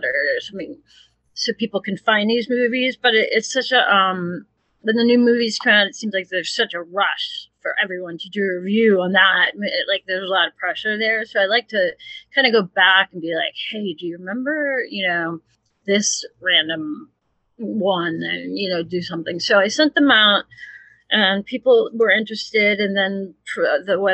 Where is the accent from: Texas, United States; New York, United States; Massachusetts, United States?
Massachusetts, United States; Edgartown; also born or lived in New Orleans; I grew up on Martha's Vineyard